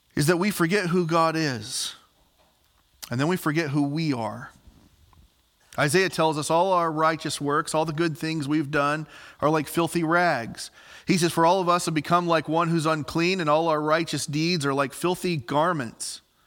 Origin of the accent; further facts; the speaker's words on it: Southern Illinois, United States; moved away as an adult; also born or lived in Ellendale, North Dakota; I'm from Southern Illinois